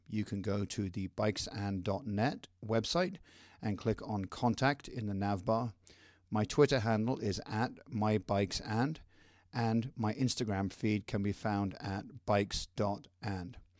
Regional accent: Crantock, South West England, United Kingdom; moved away as an adult; now in Denver, United States; I'm from a tiny cr, village called Crantock, which is down in the southwestern part o, of the U K.

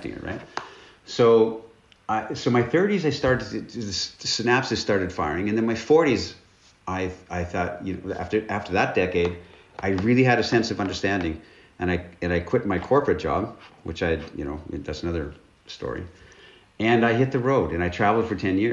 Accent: northern British Columbia, Canada; moved away as an adult; now in Romania; I'm Canadian, and I grew up in the north, in northern British Columbia, in Canada, basically in the wilderness

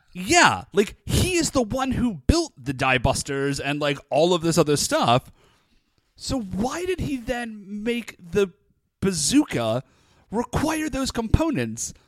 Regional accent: United States; I'm American

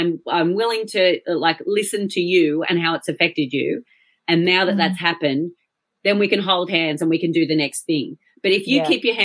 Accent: Australia; accent: Australian; now in United Kingdom; I am Australian

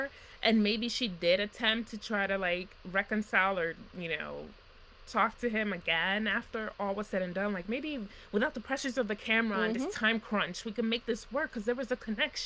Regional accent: New York City, New York, United States; I'm from New York City

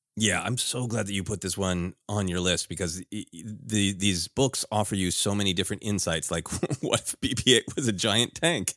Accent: Minnesota, United States; growing up in Minnesota

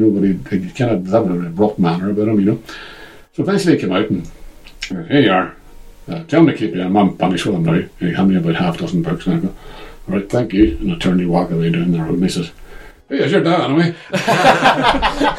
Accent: Derry, Northern Ireland, United Kingdom; I've talked about living in Craig and growing up in Craig

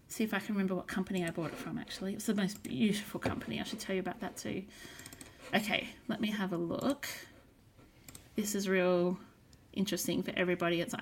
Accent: Brisbane, Queensland, Australia; And with your podcast … in Brisbane.

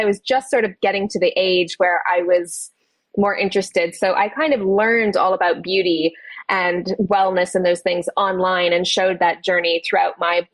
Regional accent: Canada; moved away as an adult; now in United Kingdom; I'm originally from Canada. I moved to the UK when I just turned 19

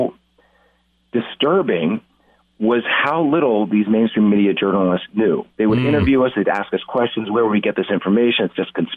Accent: Lancaster, Pennsylvania, United States; moved away as an adult; also born or lived in Atlanta; I grew up in Lancaster County, Pennsylvania

